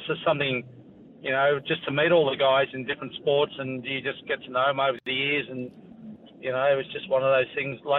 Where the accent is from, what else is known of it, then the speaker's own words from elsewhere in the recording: Queanbeyan, New South Wales, Australia; I grew up in Queanbeyan, 21,000 people.